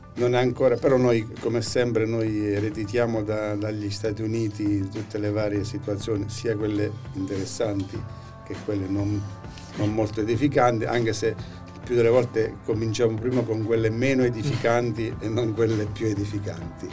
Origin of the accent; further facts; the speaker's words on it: San Valentino in Abruzzo Citeriore, Abruzzo, Italy; now in Orsogna, Italy; sono vivo a Orsogna, sono nato a San Valentino in Abruzzo Cigeriore, però poi per vicende familiari che eh, abbiamo dovuto ecco, trasferirci a Orsogna